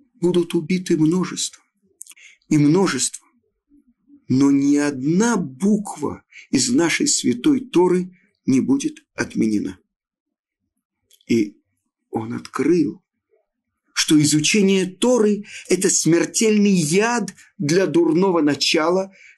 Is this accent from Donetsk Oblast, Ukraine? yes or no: no; Odesa, Odesa Oblast, Ukraine; я родом из Одессы